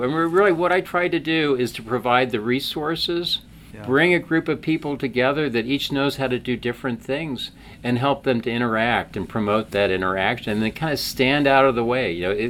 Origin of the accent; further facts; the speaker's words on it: Washington, District of Columbia, United States; moved away as an adult; now in Charlottesville, United States; Yeah, we grew up in D.C. Yes, okay. Yeah. So just in the Chevy Chase part of Washington.